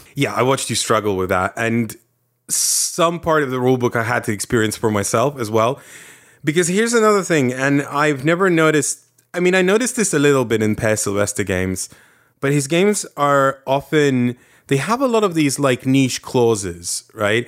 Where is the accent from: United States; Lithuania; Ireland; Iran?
Lithuania; moved away; I grew up in the Soviets.